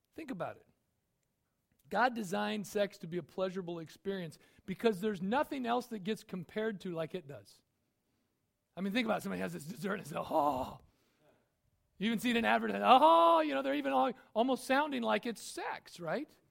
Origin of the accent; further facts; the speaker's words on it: United States; I'm an American